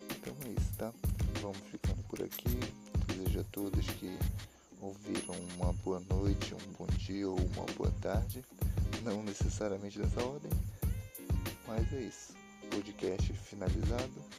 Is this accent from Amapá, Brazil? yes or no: yes; Macapá, Amapá, Brazil; E em setembro eu mudei para cidade. Vim de Macapá para cá, é, é bem longe, bem longe meio país de distância, mais de mil quilômetros.